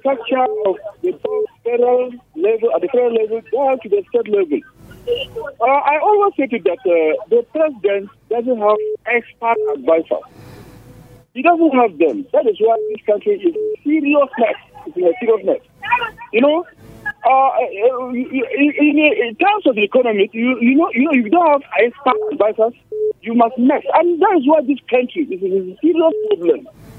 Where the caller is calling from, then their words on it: Angwan Rukuba, Jos, Plateau, Nigeria; I'm calling from Anguarukuba, Gondola, Magaji.